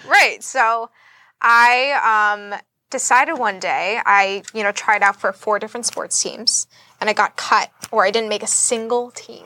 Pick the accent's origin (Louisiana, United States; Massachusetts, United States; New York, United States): Massachusetts, United States; Boston; moved away as an adult; now in Florida, United States; I am from Boston, Massachusetts. I moved to Florida about a year and a half ago